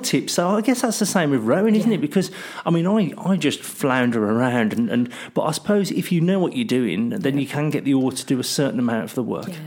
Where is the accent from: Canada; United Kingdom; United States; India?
United Kingdom; I'm British